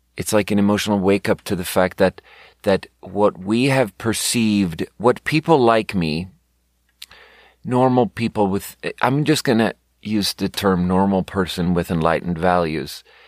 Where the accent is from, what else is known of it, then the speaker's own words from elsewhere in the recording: Sweden; moved away as an adult; now in United States; I'm from Sweden